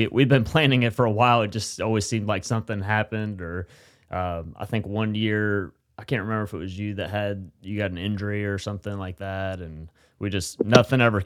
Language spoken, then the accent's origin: English; West Virginia, United States; Being from West Virginia, I'm not a super cultured guy. I can say that because I'm from West Virginia